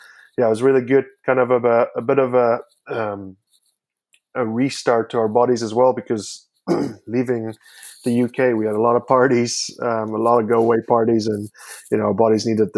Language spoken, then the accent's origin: English; Canada; also born or lived in South Africa; Canada. But they're like, yeah, but there's still a twang to your voice. And like, yeah, okay. I'm from South Africa as well. I was born in South Africa